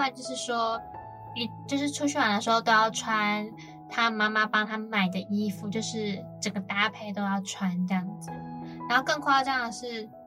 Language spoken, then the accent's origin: Chinese; Kaohsiung, Taiwan; moved away as an adult; now in Taipei, Taiwan; 我是高雄人嘛嗯。然后我们都到台北读书